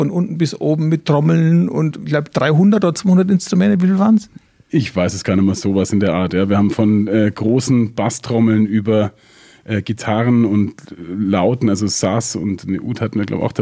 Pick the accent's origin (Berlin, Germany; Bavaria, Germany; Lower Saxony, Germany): Bavaria, Germany; Augsburg; ich bin aufgewachsen in Süddeutschland in einem kleinen Kaff, das gerade noch so Stadtteil von Augsburg ist.